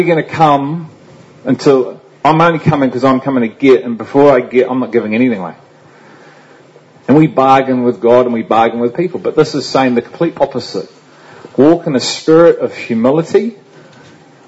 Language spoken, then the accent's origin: English; England, United Kingdom; And I'm English too